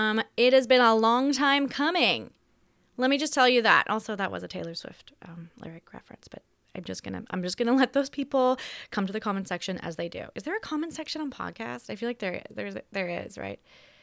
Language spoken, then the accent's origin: English; Australia; also born or lived in United States; I am Australian who has predominantly worked in America for the last decade. So my accent is on and off.